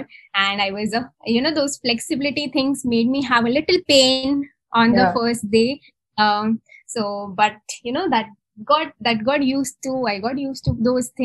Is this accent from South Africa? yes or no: no; Mumbai, Maharashtra, India; moved away as an adult; now in Bangalore, India; So I'm from Mumbai. I'm born and brought up in Mumbai.